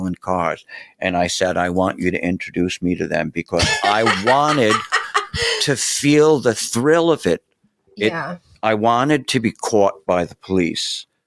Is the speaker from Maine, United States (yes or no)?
no; New York City, New York, United States; moved away; I'm from Brooklyn